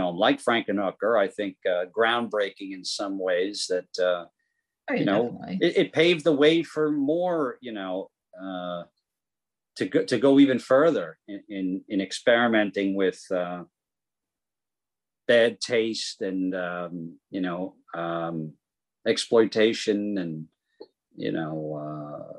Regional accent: New York City, New York, United States; I'm from Queens.

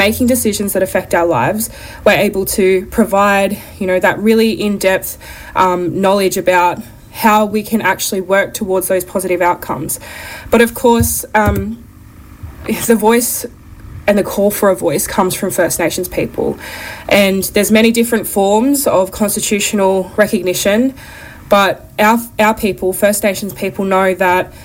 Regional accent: Lithgow, New South Wales, Australia; Lithgow, where he met my nan, and that's where I was also born and raised.

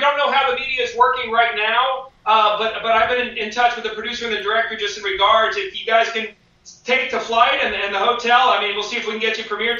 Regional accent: Westchester County, New York, United States; moved away; I'm from New York. I'm from Westchester County

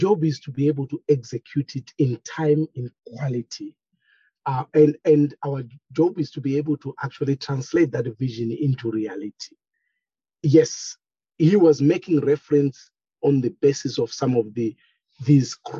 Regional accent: Zvishavane, Midlands, Zimbabwe; Zishabane, that's my hometown

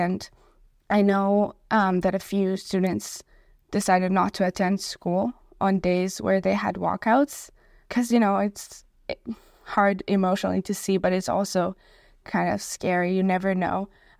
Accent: Israel; now in Victoria, Canada; I immigrated from Israel, and so facing anti-Semitism is something that's new to me and hard

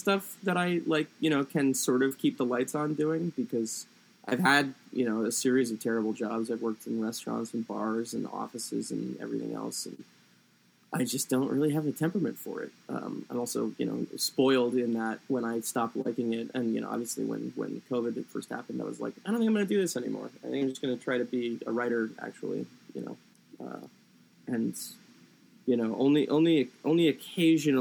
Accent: Doylestown, Pennsylvania, United States; now in Massachusetts, United States; I grew up in Doylestown, Pennsylvania. I'm currently in Massachusetts

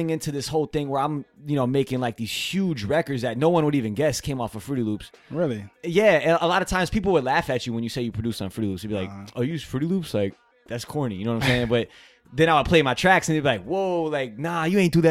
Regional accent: Virginia, United States; moved away as an adult; now in New York City, United States; I grew up in Virginia. I moved mm-hmm. up here um, maybe about five or six years ago.

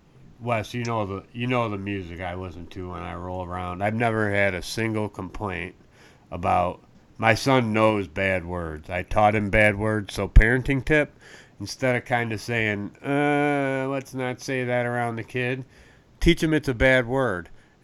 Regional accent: Northwest Indiana, United States; People who are from my area are known as region rats. We're from the Gary, Maryville, East Chicago, Indiana.

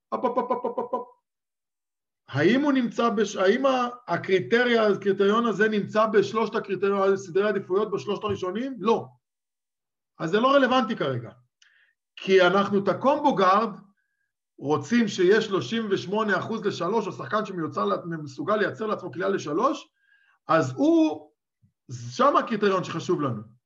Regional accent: Israel; now in Czech Republic; אני גדלתי בתוך הכדורסל הישראלי

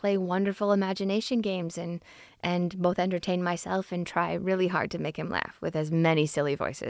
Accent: Southampton, Ontario, Canada; I grew up in Southampton, well, outside of Southampton, on a farm, not on the beach.

